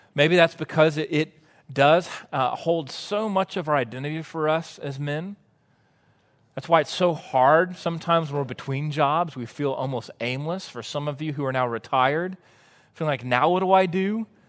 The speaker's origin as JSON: {"language": "English", "town": "Waco", "region": "Texas", "country": "United States", "tie": "born or raised there", "also_born_or_lived": "College Station, Texas", "said": "I grew up in Waco and then went to A and M"}